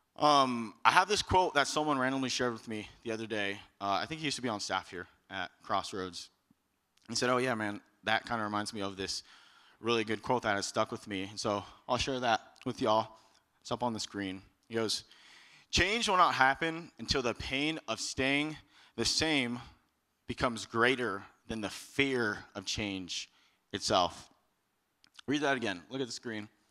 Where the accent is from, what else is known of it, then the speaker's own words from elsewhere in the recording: Texas, United States; moved away as an adult; I'm from Texas